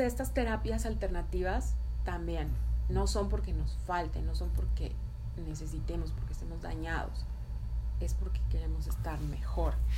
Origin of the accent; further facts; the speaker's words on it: Tamaulipas, Mexico; moved away as an adult; also born or lived in Toluca, Mexico; now in United States; yo soy de Tamaulipas y me fui a vivir a Toluca